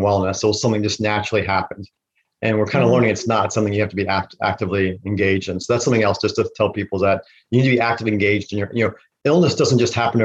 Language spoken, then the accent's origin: English; Virginia, United States; I'm from Virginia